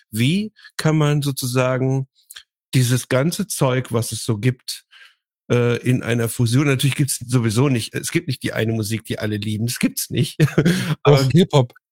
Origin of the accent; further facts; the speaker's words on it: West Germany, Germany; Ich bin halt ein, ich bin ja aus dem Goldenen Westen.